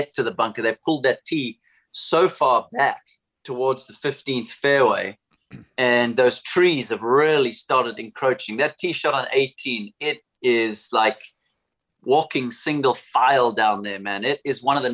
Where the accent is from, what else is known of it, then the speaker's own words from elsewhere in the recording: Somerset West, Western Cape, South Africa; my hometown in Somerset West.